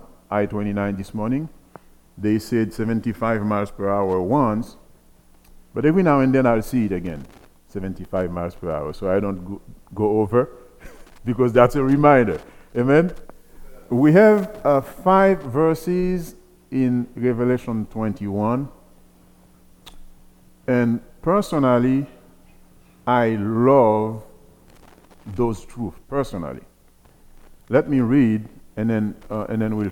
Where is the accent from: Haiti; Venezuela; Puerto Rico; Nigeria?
Haiti; moved away as an adult; also born or lived in Iowa / Illinois; now in Fargo, United States; I'm originally from Haiti. I came to the U.S. in 94